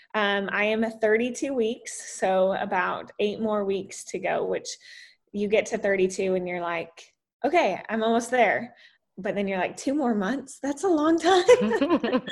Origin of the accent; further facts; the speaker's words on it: Salt Lake City, Utah, United States; also born or lived in Texas; now in Florida, United States; I grew up in uh, Utah, Salt Lake City